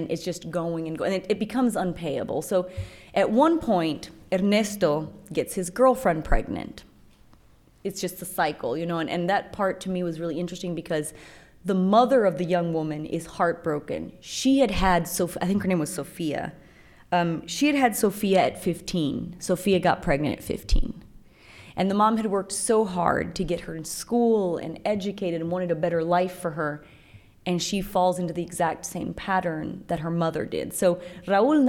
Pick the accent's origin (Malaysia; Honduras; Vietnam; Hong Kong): Honduras; San José, Copán; moved away as an adult; now in United States; when I was growing up in San Jose, Copan, that's where I was born